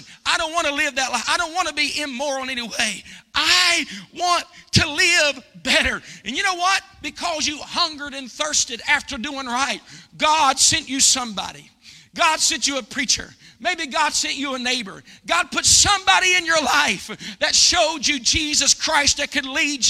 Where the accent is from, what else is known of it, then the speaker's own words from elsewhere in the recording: United States; I'm American